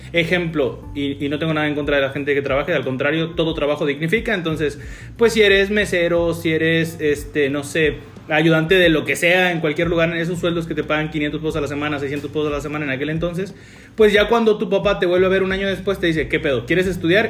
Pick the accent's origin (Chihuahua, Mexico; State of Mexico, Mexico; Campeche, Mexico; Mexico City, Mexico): Campeche, Mexico; tres somos oriundos de Campeche, pero pues no, no, no, en la ciudad capital. Somos de un municipio